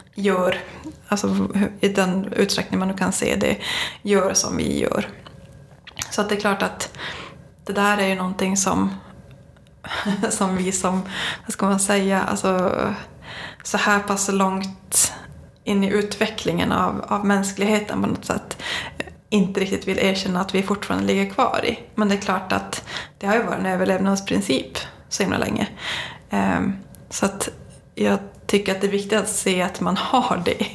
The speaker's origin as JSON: {"language": "Swedish", "town": "Kiruna", "region": "Norrbotten County", "country": "Sweden", "said": "jag kommer från Kiruna"}